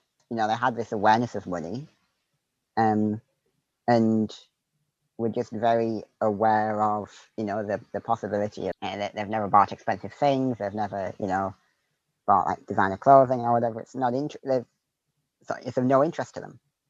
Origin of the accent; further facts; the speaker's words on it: Northeast, United States; just the environment that I grew up in, you know, and growing up in the Northeast where I did.